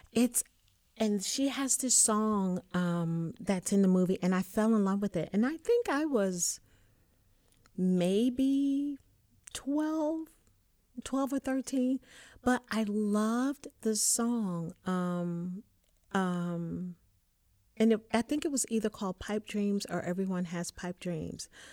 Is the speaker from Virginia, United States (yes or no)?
yes; Richmond, Virginia, United States; I am from Richmond, Virginia